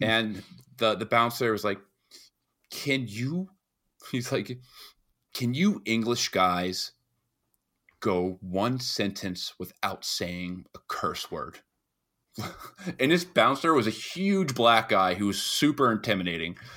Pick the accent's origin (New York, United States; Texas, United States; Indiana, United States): New York, United States; being a New Yorker